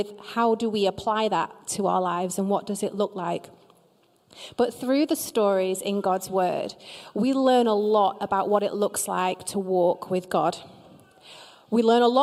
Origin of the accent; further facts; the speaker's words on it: Preston, North West England, United Kingdom; I am from Preston